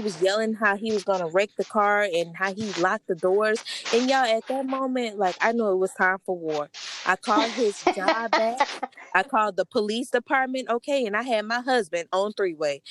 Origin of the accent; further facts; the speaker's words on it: New Orleans, Louisiana, United States; I'm from New Orleans